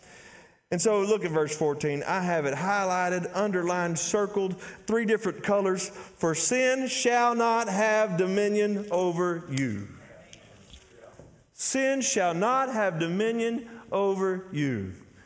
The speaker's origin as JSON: {"language": "English", "town": "Athens", "region": "Texas", "country": "United States", "said": "I'm from Athens, Texas"}